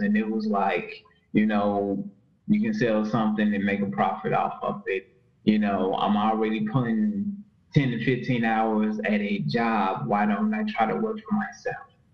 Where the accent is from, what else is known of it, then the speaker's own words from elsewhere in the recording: Chicago, Illinois, United States; also born or lived in Robbins, Illinois / Gary, Indiana; I am from the United States of America, from Chicago, Illinois. Um, I have lived in several places in Chicago, Illinois. Um, I originate from the south side, the south suburbs of Illinois, um, Robbins, Illinois. Um, grew up also in Indiana, Northwest Indiana, Gary, Indiana.